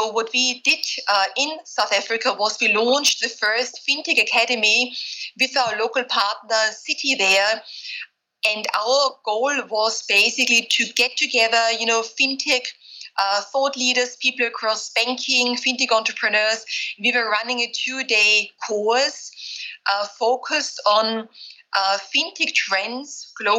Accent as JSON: {"language": "English", "country": "Austria", "tie": "born or raised there", "also_born_or_lived": "Vienna / Berkeley / Silicon Valley", "moved": "as an adult", "lives_now": "London, United Kingdom", "said": "I grew up in Austria. So I'm Austrian originally."}